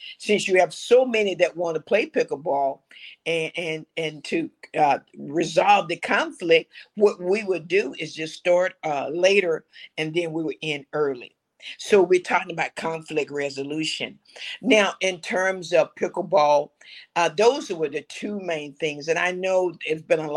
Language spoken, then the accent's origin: English; Bessemer, Alabama, United States; I grew up in Alabama, six of us, we had one bathroom, okay, and Bessemer, Alabama